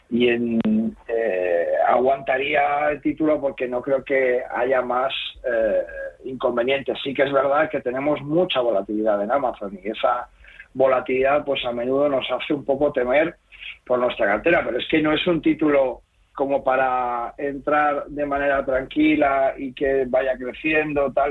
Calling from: Segovia, Castile and León, Spain; soy … de Segovia

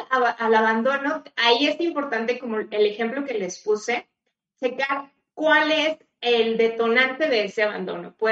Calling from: Argentina; Buenas tardes … de Argentina

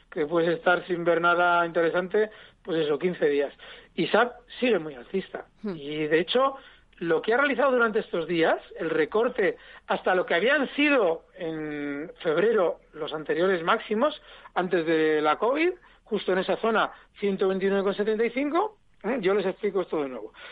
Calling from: Zaragoza, Aragon, Spain; Hola, buenas tardes. Soy … de Zaragoza.

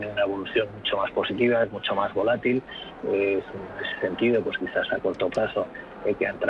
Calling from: Madrid, Community of Madrid, Spain; Hola, buenas tardes. … de Madrid.

